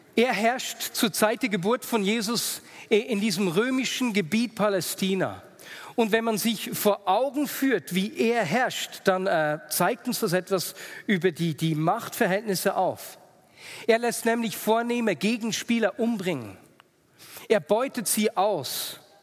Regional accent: Switzerland; Als Schweizer

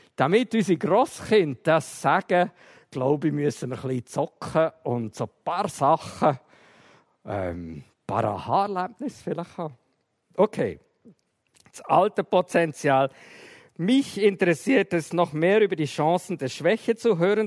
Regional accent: Emmental, Bern, Switzerland; Ich bin im Emmental aufgewachsen

